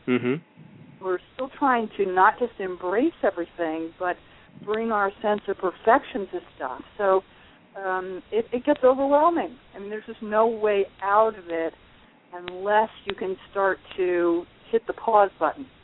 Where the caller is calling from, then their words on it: New York, United States; I'm in the Catskill Mountains.